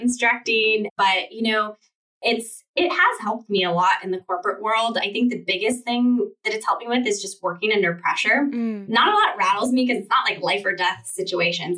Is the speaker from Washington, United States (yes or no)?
yes; Seattle, Washington, United States; I grew up in the in the Seattle area